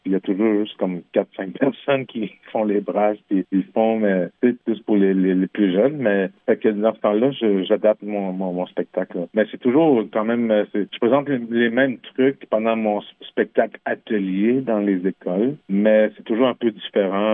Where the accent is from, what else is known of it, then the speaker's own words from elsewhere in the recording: Quebec, Canada; first language French; also born or lived in Montreal; j'ai grandi au Québec dans un petit village qui s'appelle Manceau. J'ai grandi dans un village québécois.